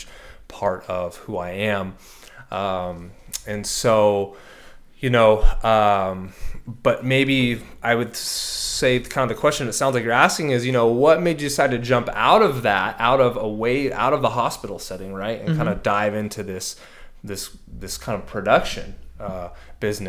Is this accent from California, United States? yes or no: yes; San Diego, California, United States; I'm born and raised in San Diego, California. So I'm a native